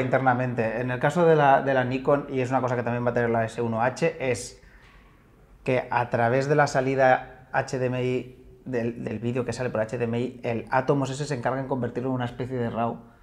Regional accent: Cadavedo, Asturias, Spain; moved away; a mi pueblo, a Cadavedo

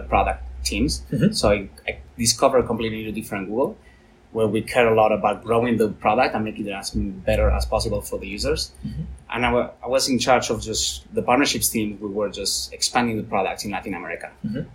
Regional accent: Valencia, Valencian Community, Spain; I'm from Valencia

